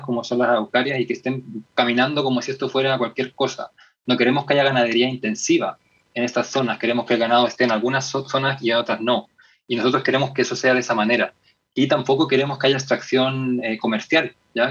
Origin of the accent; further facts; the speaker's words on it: Chile; como chilenos y chilenas